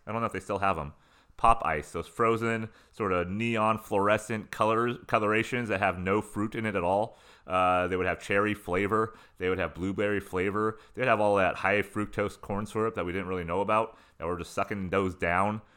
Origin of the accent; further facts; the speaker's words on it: San Diego County, Southern California, United States; moved away; where I grew up in Southern California, internal San Diego County in the mountains, going towards the desert